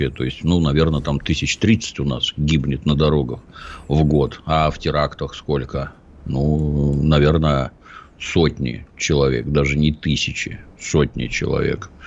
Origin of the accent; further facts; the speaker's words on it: Ryazan, Ryazan Oblast, Russia; born there; Я родился в Рязани, это предмет особой гордости.